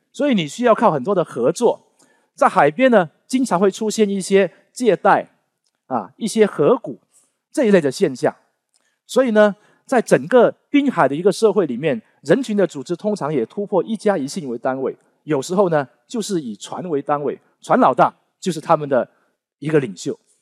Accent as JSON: {"language": "Chinese", "region": "Guangdong", "country": "China", "accent": "Teochew (Chaoshan Southern Min)", "said": "我是讲闽南方言的，我讲潮汕话的"}